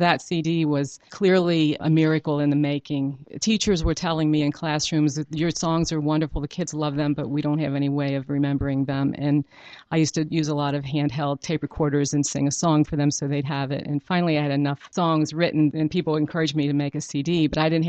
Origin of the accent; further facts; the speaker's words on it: Cincinnati, Ohio, United States; I'm from Cincinnati